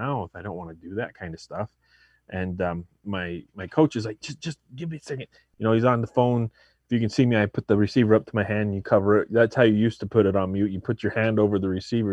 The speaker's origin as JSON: {"language": "English", "region": "Arizona", "country": "United States", "also_born_or_lived": "Mesa, Arizona", "said": "I'm from Arizona, I live there now."}